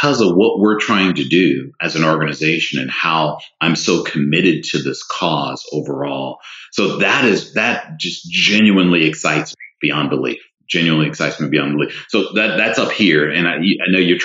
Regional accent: the South, United States; I'm a Southerner by birth who was raised in a two-parent home

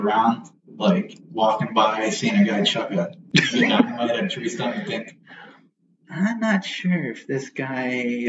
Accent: New Jersey, United States; moved away as an adult; now in Oregon, United States; I originally grew up in New Jersey. I moved out to Oregon in 2001.

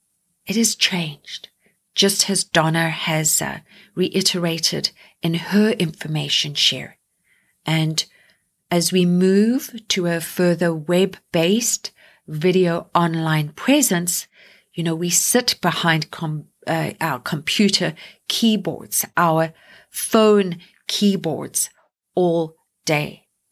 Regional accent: Canada; I am going to start with my home country of Canada.

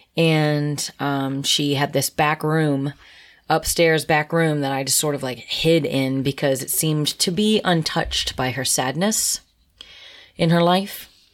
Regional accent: Harrisburg, Pennsylvania, United States; moved away as an adult; born and raised in Harrisburg, Pennsylvania.

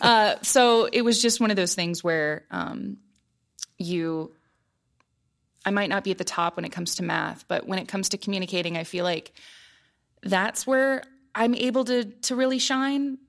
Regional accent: Columbus, Ohio, United States; moved away as an adult; growing up in Columbus

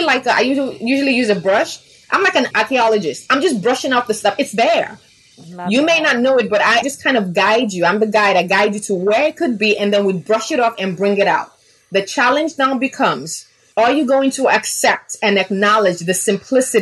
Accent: Nigeria; also born or lived in Chicago, United States; I was born in Chicago, raised in Nigeria.

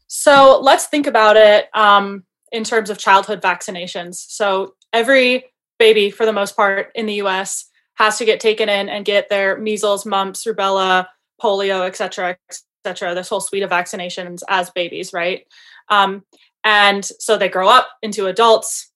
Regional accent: Michigan, United States; moved away as an adult; also born or lived in Montana / Pennsylvania; I'm originally from Michigan

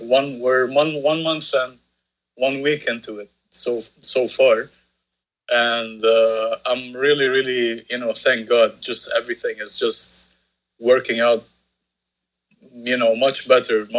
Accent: Beirut, Beirut Governorate, Lebanon; … was a band that I grew up watching here in Beirut

